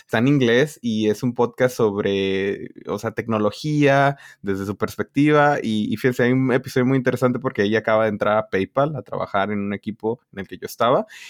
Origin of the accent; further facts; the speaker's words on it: northern Mexico border, Mexico; Y yo de la frontera